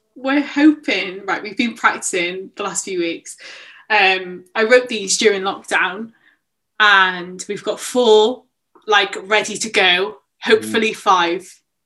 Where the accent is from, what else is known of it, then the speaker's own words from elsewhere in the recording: Barry, Wales, United Kingdom; moved away as an adult; now in Cardiff, United Kingdom; I'm from Barry